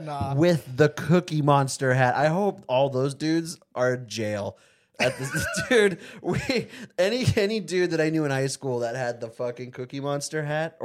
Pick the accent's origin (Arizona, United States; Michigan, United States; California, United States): Arizona, United States; Avondale; I grew up in Avondale, Arizona, dude.